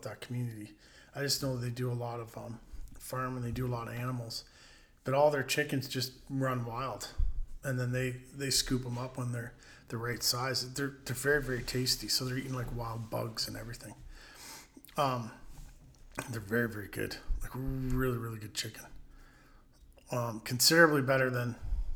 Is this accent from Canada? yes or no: yes; Bayfield, Ontario, Canada; When I was growing up in Bayfield, I'd fish all day